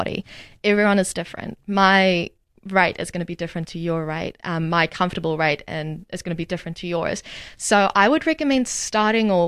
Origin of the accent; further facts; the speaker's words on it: Namibia; moved away as an adult; now in Dunedin, New Zealand; I am from Namibia. So very new to New Zealand. Moved here about 3 years ago